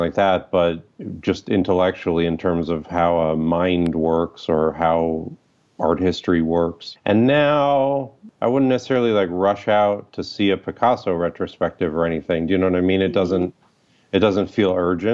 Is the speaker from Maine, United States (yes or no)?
no; Toledo, Ohio, United States; also born or lived in Quito, Ecuador; now in Chicago, United States; When I was six, I moved from Quito, Ecuador to Toledo, Ohio